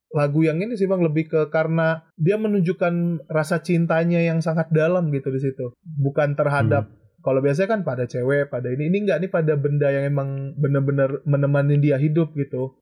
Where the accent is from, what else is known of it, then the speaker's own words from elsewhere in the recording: Aceh, Indonesia; moved away as an adult; now in Jakarta, Indonesia; gue dari Aceh, tapi sekarang lagi di Jakarta kebetulan